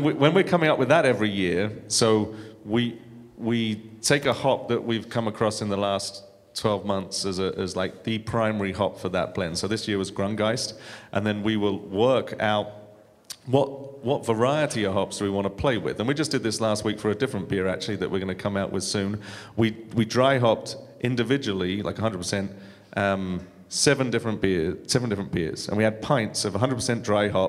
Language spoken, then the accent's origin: English; United Kingdom; moved away; being a Brit